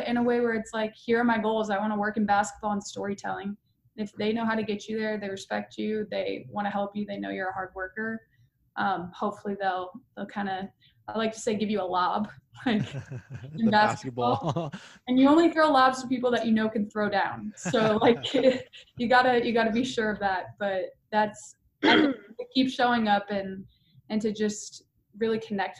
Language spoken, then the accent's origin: English; Hartland, Wisconsin, United States; Lived in my hometown of Heartland, Wisconsin